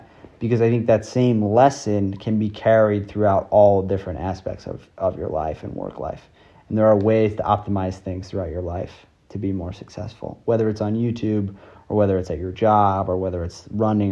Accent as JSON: {"language": "English", "town": "New York City", "region": "New York", "country": "United States", "tie": "born or raised there", "said": "I grew up in New York City"}